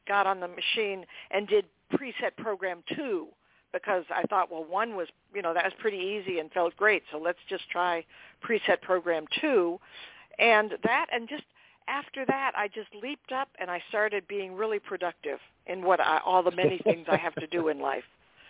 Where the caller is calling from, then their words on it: Boston, Massachusetts, United States; I'm calling from Boston.